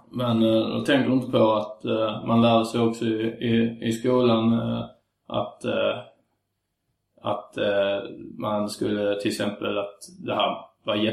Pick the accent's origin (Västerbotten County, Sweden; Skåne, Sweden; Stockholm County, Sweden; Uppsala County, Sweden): Skåne, Sweden; Svedala; Mm, nej, jag är från Svedala.